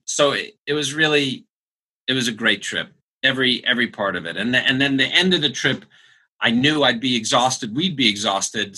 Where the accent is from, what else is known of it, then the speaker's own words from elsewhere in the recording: United States; we said, America